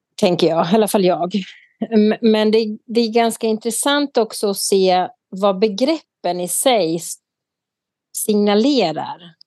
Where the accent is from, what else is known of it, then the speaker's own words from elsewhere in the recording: Sweden; vi tydligen har som svenskar